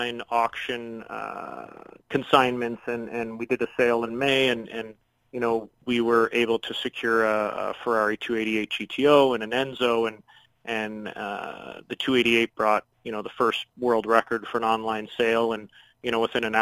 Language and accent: English; Chatham, Ontario, Canada; I'm born and raised in Chatham, Ontario